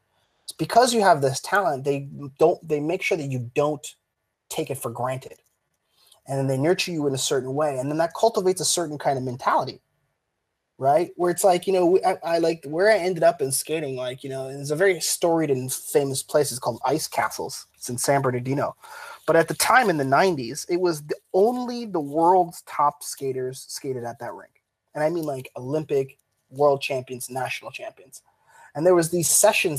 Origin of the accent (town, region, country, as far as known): Canada